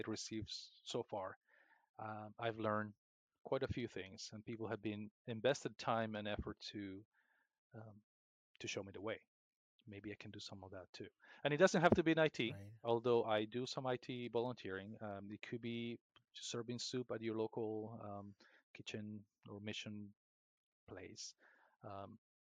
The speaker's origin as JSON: {"language": "English", "country": "Peru", "tie": "born or raised there", "moved": "as an adult", "lives_now": "United States", "said": "My hometown in the jungle of Peru"}